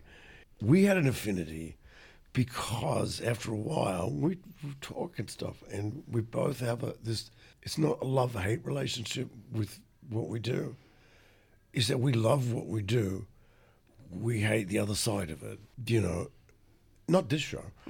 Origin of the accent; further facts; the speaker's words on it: Adelaide, South Australia, Australia; moved away; I grew up in Adelaide